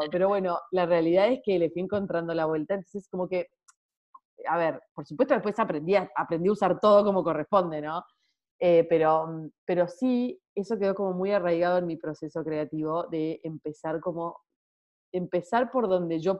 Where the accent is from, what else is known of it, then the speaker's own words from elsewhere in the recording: Salta, Argentina; moved away as an adult; now in Buenos Aires, Argentina; tengo 33 años, soy de Salta, pero vivo hace unos 15 años en Buenos Aires.